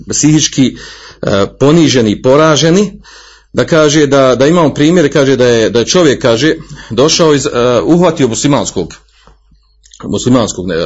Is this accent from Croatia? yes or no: no; Bosnia & Herzegovina; kod nas u Bosni